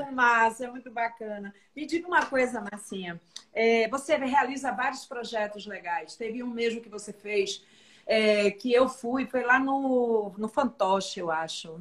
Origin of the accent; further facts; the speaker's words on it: Salvador, Bahia, Brazil; Eu sou baiana, sou teropolitana